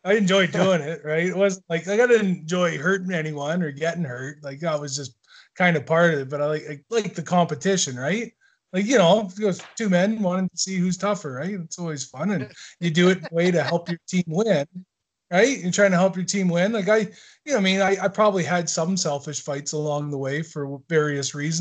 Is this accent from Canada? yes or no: yes; Owen Sound, Ontario, Canada; also born or lived in Teeswater, Ontario; there's a little town just outside, about an hour south of Owen Sound, called Teeswater, where I'm originally from. And then I moved to Owen Sound when I was like 8 years